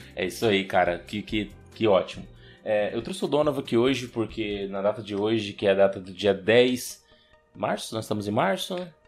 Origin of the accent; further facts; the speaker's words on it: Brazil; nós somos brasileiros